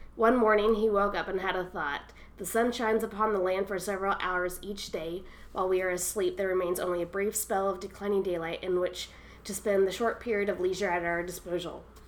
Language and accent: English; Louisville, Kentucky, United States; growing up in Louisville